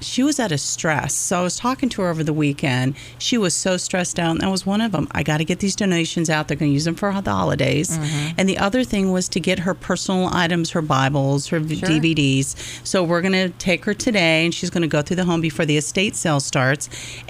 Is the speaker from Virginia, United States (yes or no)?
yes; Virginia, United States; Yeah, I came out here from Northern Virginia and just fell in love with the location.